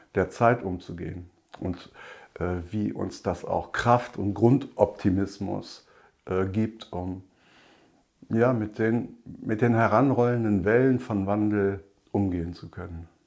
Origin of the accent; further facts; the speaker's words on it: Rhineland, Germany; bei uns im Rheinland